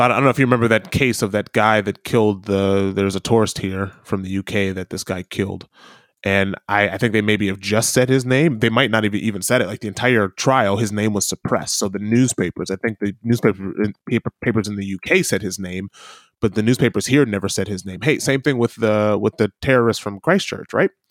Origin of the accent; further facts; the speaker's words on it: Midwest, United States; accent: Midwestern; moved away as an adult; now in New Zealand; almost stereotypically American, given my Midwestern accent.